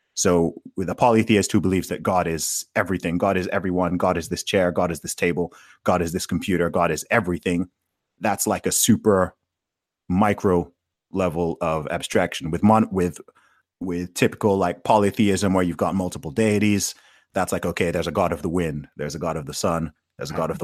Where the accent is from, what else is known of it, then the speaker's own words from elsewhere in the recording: Saudi Arabia; I grew up in Saudi Arabia, right? So I grew up obviously surrounded by Muslims